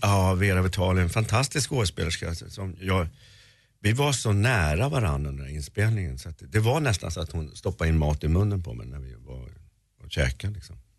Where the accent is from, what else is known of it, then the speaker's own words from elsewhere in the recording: Sweden; jag var svensk